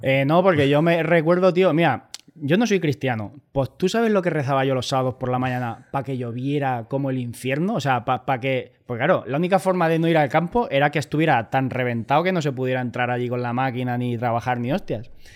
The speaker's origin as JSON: {"language": "Spanish", "town": "Albacete", "region": "Castilla-La Mancha", "country": "Spain", "also_born_or_lived": "Mallorca", "moved": "as an adult", "said": "yo soy de Albacete"}